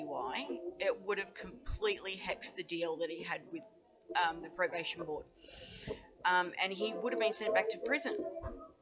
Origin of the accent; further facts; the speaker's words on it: Australia; Even though I don't live in the USA, as I mentioned before, but as an Australian